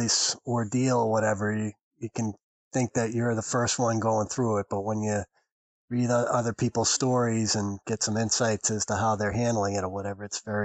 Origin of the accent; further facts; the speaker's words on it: Boston, Massachusetts, United States; now in Ohio, United States; You probably can tell from my accent that I'm originally from Boston. So I'm a native New Englander